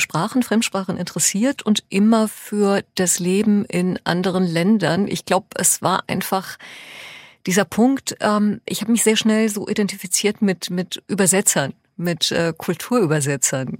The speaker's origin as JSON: {"language": "German", "town": "Hoffenheim", "region": "Baden-Württemberg", "country": "Germany", "tie": "born or raised there", "second_language": "German", "said": "in der Grundschule in Hoffenheim"}